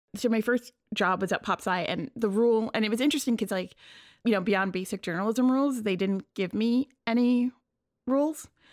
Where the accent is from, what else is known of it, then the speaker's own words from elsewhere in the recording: New York City, New York, United States; I grew up in Queens, but I grew up in Bayside